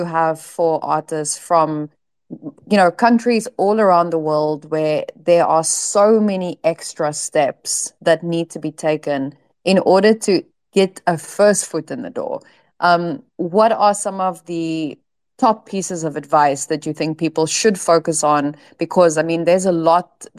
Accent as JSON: {"language": "English", "country": "South Africa", "moved": "yes", "said": "I'm from South Africa"}